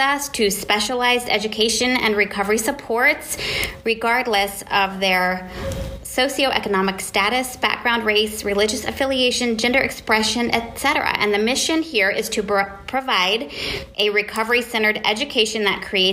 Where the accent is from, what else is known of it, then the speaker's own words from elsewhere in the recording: Columbus, Ohio, United States; my hometown, Columbus, Ohio